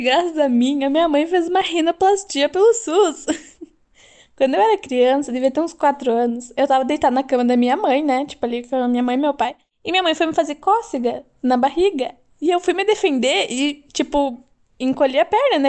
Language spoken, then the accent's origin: Portuguese; Rio Grande do Sul, Brazil; eu sou do Rio Grande do Sul